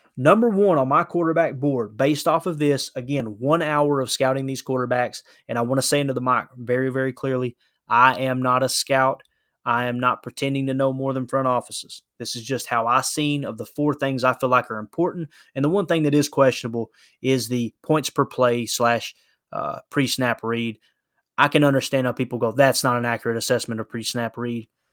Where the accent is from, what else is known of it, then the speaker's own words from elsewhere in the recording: Kentucky, United States; I grew up in Kentucky